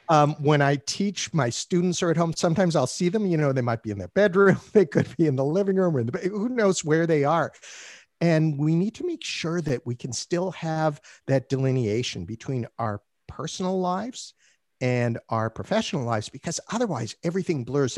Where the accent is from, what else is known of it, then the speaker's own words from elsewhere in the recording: Canada; I'm Canadian